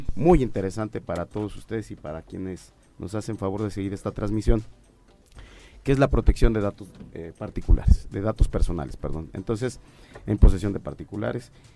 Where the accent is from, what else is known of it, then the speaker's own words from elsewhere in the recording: Morelos, Mexico; quienes somos de Morelos